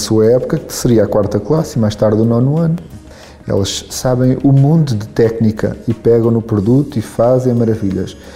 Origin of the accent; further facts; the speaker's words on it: Algarve, Portugal; now in Lisbon, Portugal; Eu vim do Algarve para Lisboa para estudar Direito.